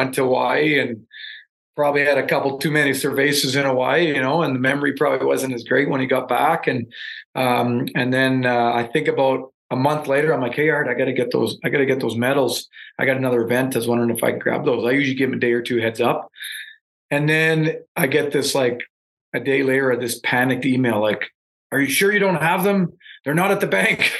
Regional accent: Ontario, Canada; moved away as an adult; also born or lived in Western Canada; I'm from Ontario. Grew up watching Hockey Night in Canada most Saturday nights with my dad

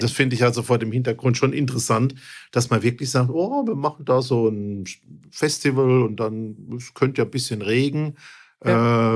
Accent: Mannheim, Baden-Württemberg, Germany; bei uns in Mannheim

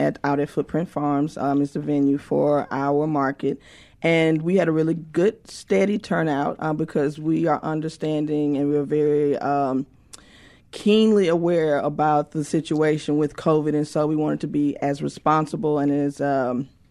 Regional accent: West Point, Mississippi, United States; I am actually from West Point, Mississippi.

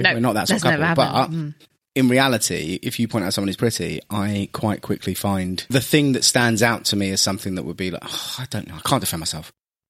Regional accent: London, United Kingdom; accent: generic London; My accent apparently is generic London

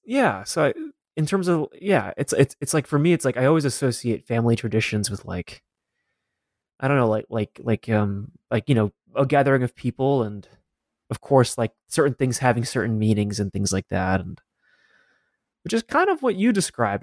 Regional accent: Denver, Colorado, United States; born or raised there

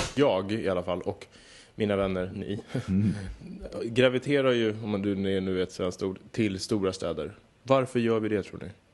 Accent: Södertälje, Stockholm County, Sweden; jag är uppvuxen i Södertälje, så att det är ju verkligen nära Stockholm

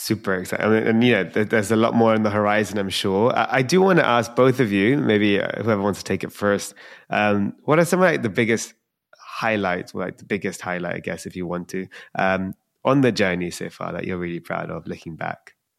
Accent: London, United Kingdom; I'm from London

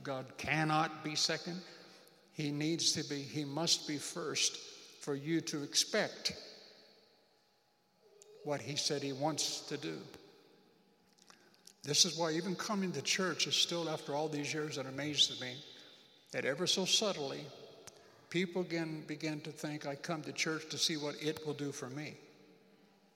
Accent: United States; moved away as an adult; I'm an American.

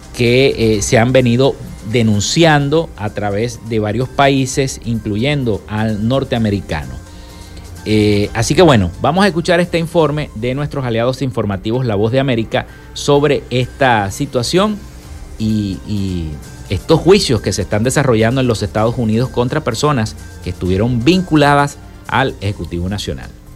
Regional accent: Venezuela; los venezolanos puedan y podamos decidir

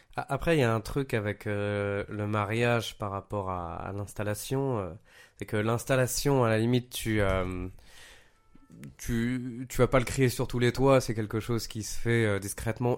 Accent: Paris, Île-de-France, France; moved away as an adult; also born or lived in Montpellier; je viens de Paris

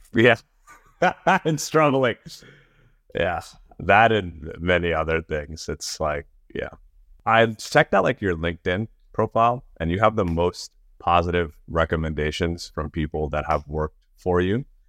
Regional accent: New York, United States; I grew up in New York

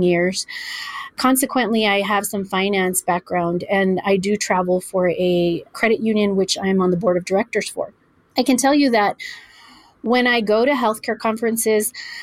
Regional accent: El Paso, Texas, United States; I was born and raised in El Paso

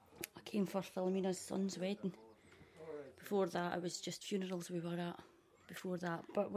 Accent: Scotland, United Kingdom; also born or lived in Ireland; I was born and brought up in Scotland.

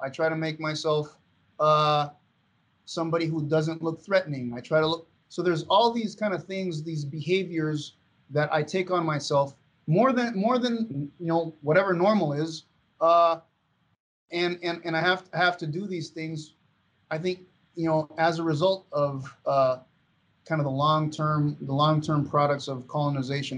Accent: Venezuela; moved away; growing up in Venezuela

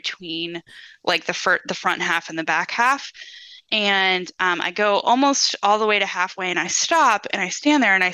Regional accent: Ohio, United States; also born or lived in Williamsburg, Virginia; now in Virginia, United States; I grew up in Ohio

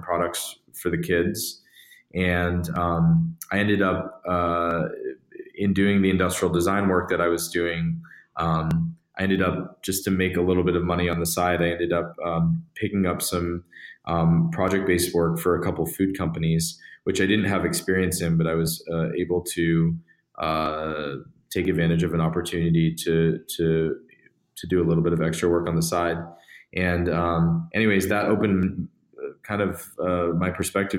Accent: Massachusetts, United States; I grew up in Massachusetts

